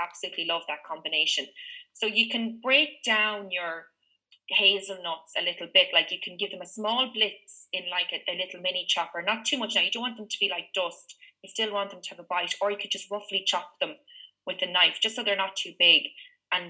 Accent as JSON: {"language": "English", "area": "Meath", "region": "Leinster", "country": "Ireland", "tie": "born or raised there", "said": "when I grew up in Meath"}